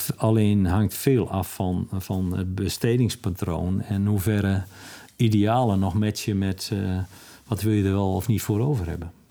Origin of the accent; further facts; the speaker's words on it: Netherlands; als Nederlanders